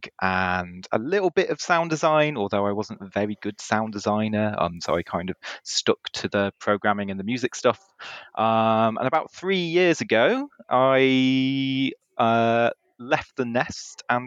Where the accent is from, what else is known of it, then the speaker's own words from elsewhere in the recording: Hope Valley, Peak District, East Midlands, United Kingdom; now in Cambridge, United Kingdom; I come from the Hope Valley originally, up in the Peak District, which is where I entered this world. And then I now live in Cambridge.